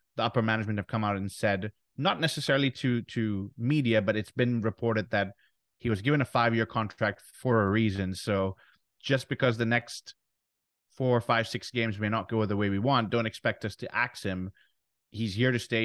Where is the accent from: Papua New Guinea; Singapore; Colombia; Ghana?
Ghana; our home nation, Ghana